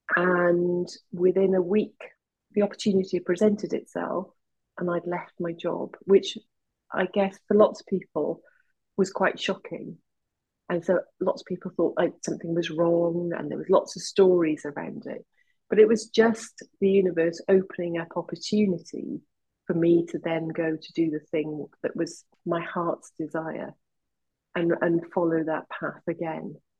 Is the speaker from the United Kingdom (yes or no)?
yes; West Wales, United Kingdom; What's in West Wales? I've grown up there.